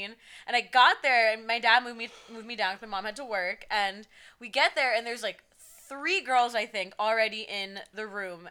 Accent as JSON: {"language": "English", "region": "New Jersey", "country": "United States", "said": "I'm from North Jersey"}